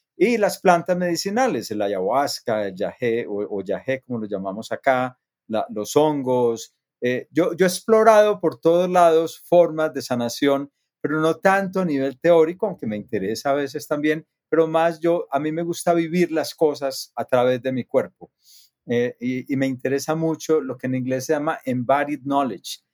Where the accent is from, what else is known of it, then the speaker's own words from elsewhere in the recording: near Medellín, Antioquia, Colombia; yo nací en, en Colombia, cerca de Medellín, es la segunda ciudad más grande del país. Eh, crecí en una, en una comunidad de gente trabajadora.